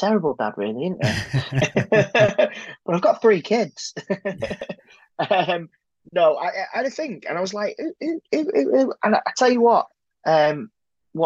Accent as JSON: {"language": "English", "town": "Manchester", "region": "North West England", "country": "United Kingdom", "tie": "born or raised there", "said": "I grew up in South Manchester"}